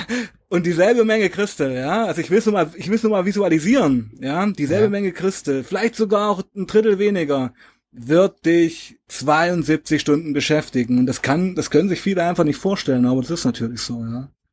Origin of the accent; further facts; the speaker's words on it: Weißenfels, Saxony-Anhalt, Germany; 1977 in Weißenfels geboren, in Sachsen-Anhalt